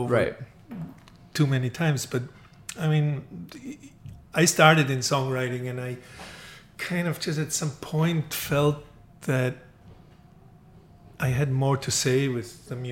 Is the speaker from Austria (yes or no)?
yes; Austria; I'm from Austria, but we had like a record deal with BMG in Germany